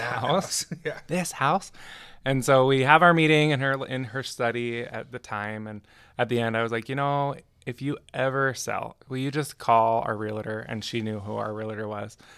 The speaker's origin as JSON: {"language": "English", "town": "Clearfield", "region": "Utah", "country": "United States", "tie": "born or raised there", "also_born_or_lived": "Provo, Utah", "lives_now": "Ogden, United States", "said": "I'm from Provo originally, and my mom moved me and my three sisters up to Davis County, so Clearfield, um, when I was like eight, I think, eight or nine"}